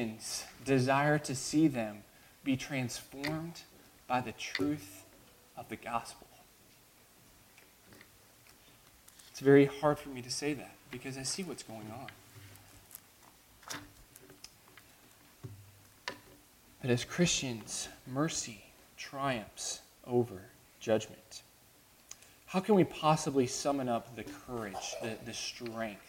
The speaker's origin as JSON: {"language": "English", "country": "United States"}